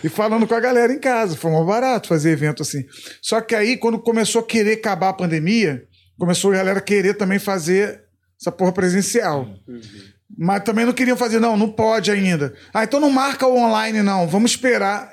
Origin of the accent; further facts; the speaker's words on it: Macaé, Rio de Janeiro, Brazil; also born or lived in Niterói; Eu fui criado em Macaé. Criado em Niterói, depois pra Macaé, eu me considero mais macaense até do que niteroense